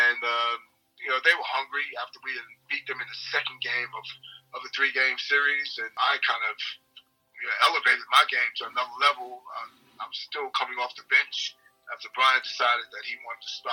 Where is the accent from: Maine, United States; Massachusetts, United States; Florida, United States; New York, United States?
New York, United States; New York City; moved away as an adult; also born or lived in Geelong / Perth; now in Australia; I'm from New York City